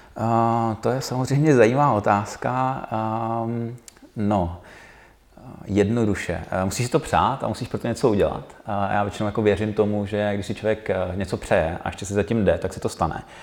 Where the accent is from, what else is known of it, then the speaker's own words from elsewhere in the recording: Karlovy Vary, Karlovy Vary Region, Czechia; moved away as an adult; now in Prague, Czech Republic; Já jsem původem z Karlových Varů a, a tam je, je to jako malý město